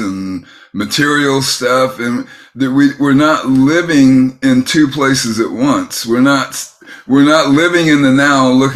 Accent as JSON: {"language": "English", "area": "San Francisco Bay Area", "region": "California", "country": "United States", "tie": "born or raised there", "said": "I grew up in the San Francisco Bay Area"}